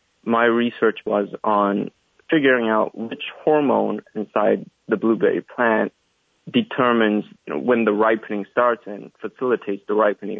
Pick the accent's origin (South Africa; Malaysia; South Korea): South Korea; Daegu; moved away as an adult; also born or lived in Seoul, South Korea; now in Kannapolis, United States; I'm from South Korea, from a city called Daegu. I got my bachelor's and master's degree at Seoul National University